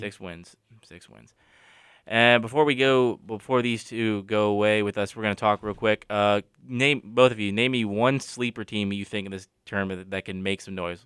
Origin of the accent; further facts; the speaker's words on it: North Carolina, United States; I'm from North Carolina.